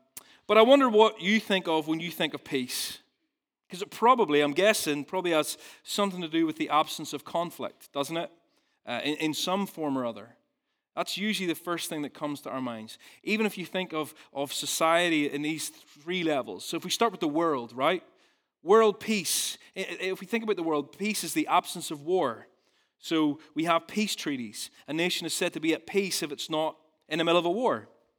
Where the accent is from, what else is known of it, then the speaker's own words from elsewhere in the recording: Ballymena, Northern Ireland, United Kingdom; So I'm from Ballymena originally, and I used to work on a farm